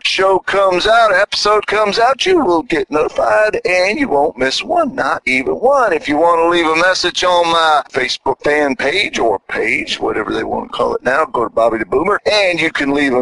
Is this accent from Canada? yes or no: no; United States; I'm second generation American, but I'm an American citizen and I love my country